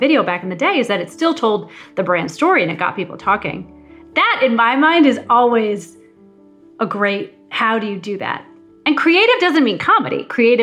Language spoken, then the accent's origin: English; Missouri, United States; moved away as an adult; also born or lived in Ohio; I grew up in Missouri. I'm not from New York